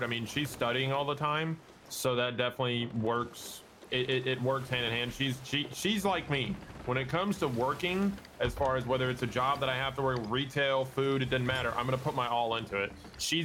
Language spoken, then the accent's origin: English; Macon, Georgia, United States; my hometown is called Macon, Georgia